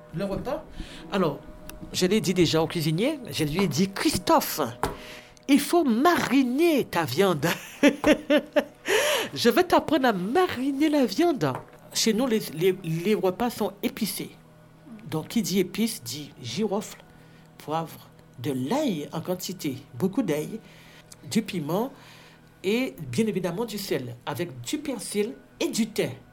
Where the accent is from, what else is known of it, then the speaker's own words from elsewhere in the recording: Pointe-à-Pitre, Guadeloupe; moved away as an adult; now in Charleville-Mézières, France; je suis originaire de la Guadeloupe, qui est un département d'outre-mer